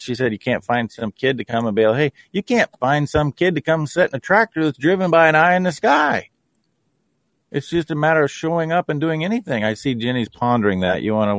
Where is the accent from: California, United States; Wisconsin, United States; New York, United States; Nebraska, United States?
Nebraska, United States; in my home state of Nebraska